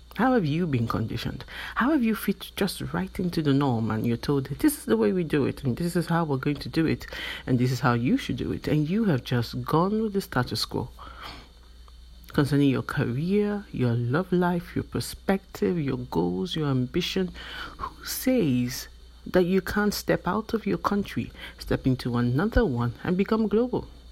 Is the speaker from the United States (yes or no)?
no; Nigeria; I am from Nigeria, which is in West Africa, and in my country, growing up, you tend to be conditioned